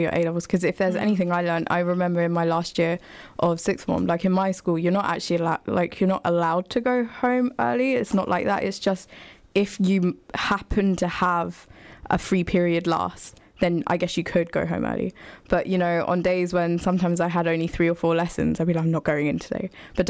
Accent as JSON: {"language": "English", "town": "Luton", "region": "East of England", "country": "United Kingdom", "said": "For me, it's usually I'm from Luton."}